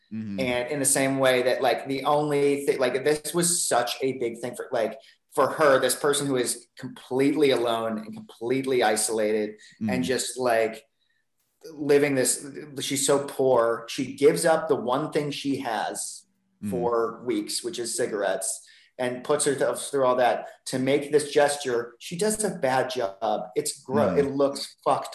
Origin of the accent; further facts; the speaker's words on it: Ohio, United States; moved away; a house on the corner of the block where I grew up in Ohio